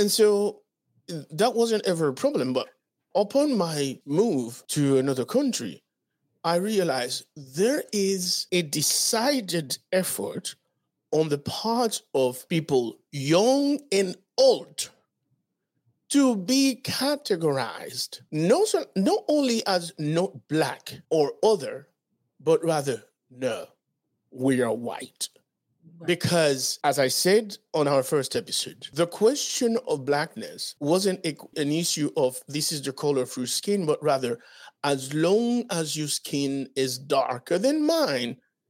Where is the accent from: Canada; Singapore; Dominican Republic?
Dominican Republic; also born or lived in Haiti; Because as you know, I was born in Haiti, moved to the Dominican Republic when I was 11 years old.